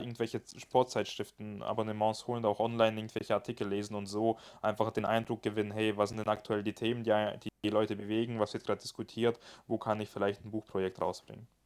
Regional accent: Germany; bei uns in Deutschland

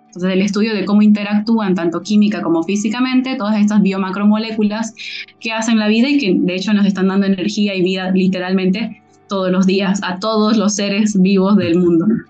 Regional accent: Bolivia; siendo boliviana

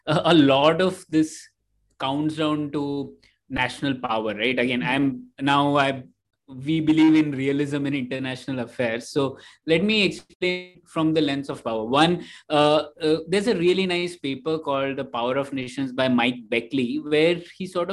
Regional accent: Bangalore, Karnataka, India; I'm from Bangalore

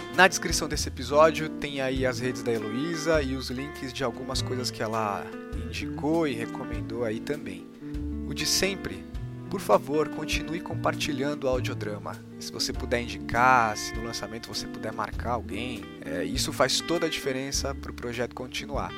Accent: Mauá, São Paulo, Brazil; Eu sou de Mauá

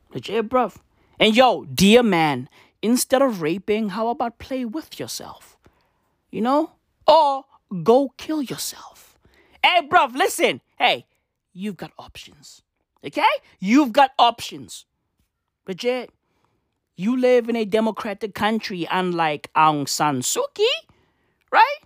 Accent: South Africa; I was born in South Africa.

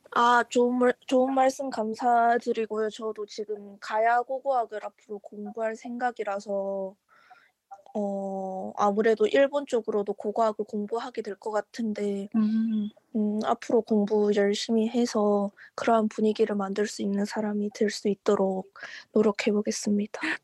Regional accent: Changwon, South Gyeongsang, South Korea; 제가 창원 사람이라서

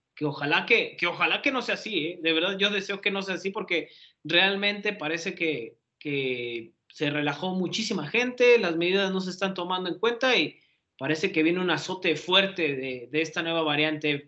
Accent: Mexico; aquí en nuestro país

